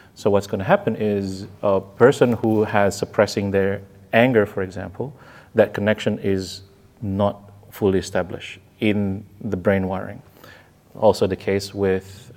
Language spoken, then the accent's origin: English; Indonesia; I was raised in Indonesia